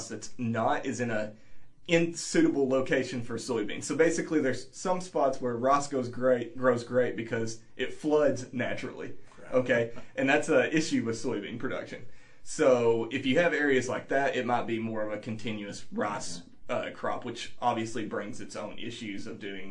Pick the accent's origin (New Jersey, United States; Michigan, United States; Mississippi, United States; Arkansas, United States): Arkansas, United States; Northeast; moved away as an adult; now in Champaign, United States; I grew up in Northeast Arkansas